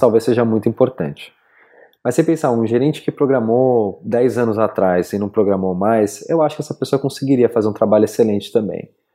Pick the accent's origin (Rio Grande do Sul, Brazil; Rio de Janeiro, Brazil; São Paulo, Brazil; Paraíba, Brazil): São Paulo, Brazil; moved away as an adult; also born or lived in Berlin; Eu saí de São Paulo quando estava com 24